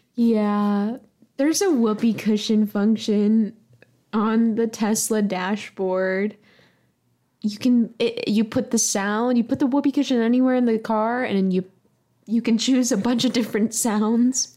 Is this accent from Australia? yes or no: no; the South, United States; I'm from the South